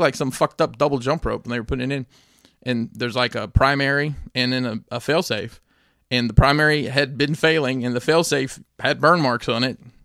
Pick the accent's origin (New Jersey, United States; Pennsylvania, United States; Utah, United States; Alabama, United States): Alabama, United States; growing up in Alabama